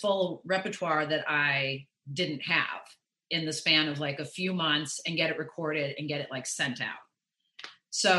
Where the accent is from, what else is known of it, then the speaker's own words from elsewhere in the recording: Chicago, Illinois, United States; I'm from Chicago. I was born in the city and then I grew up in the suburbs.